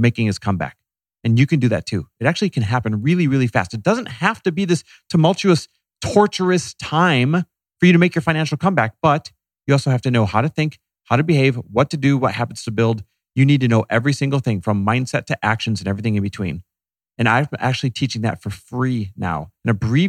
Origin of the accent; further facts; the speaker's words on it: Midwest, United States; moved away; I'm Midwest born and raised